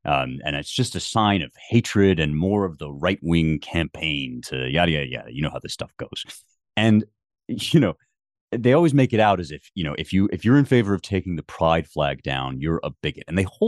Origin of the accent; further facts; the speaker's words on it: United States; when it comes to politics, I am an American.